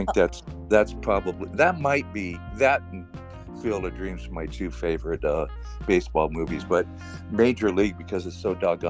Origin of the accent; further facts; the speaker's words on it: Los Angeles, California, United States; also born or lived in El Monte / Orange County; I was born in Los Angeles, the actual city of L.A., and I was raised there as a kid. I lived in L.A., you know, county until I was probably about 20, and then I moved to Orange County.